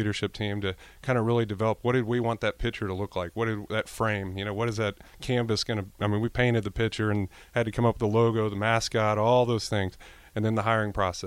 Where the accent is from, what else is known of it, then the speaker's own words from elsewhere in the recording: Houston, Texas, United States; moved away as an adult; also born or lived in Nebraska; now in Lincoln, United States; I'm from Houston, Texas originally